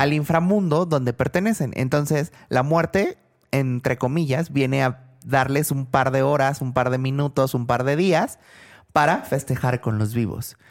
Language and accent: Spanish; Mexico; los que somos mexicanos